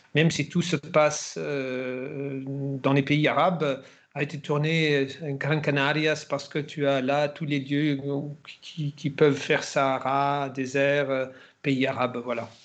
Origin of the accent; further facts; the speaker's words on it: Germany; moved away; also born or lived in France / Spain / Italy / England; en Allemagne en tant qu'Allemand